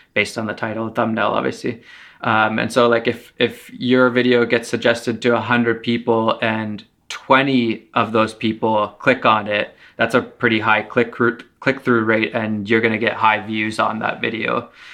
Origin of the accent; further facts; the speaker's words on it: Finland; also born or lived in Canada; now in Toronto, Canada; I was born in Finland and then I live in Canada. So I've lived half my life in Finland, half in Canada